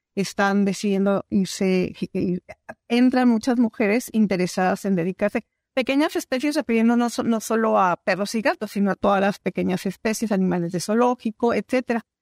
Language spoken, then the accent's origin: Spanish; Mexico; also born or lived in Sonora; soy mexicana